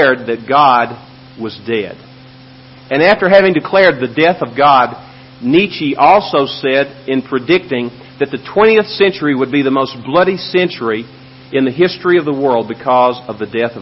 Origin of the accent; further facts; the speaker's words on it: Memphis, Tennessee, United States; now in El Paso, United States; Where I grew up, my yard, which was not a very big yard, but it was typical of many similar yards in Memphis, Tennessee, had five huge oak trees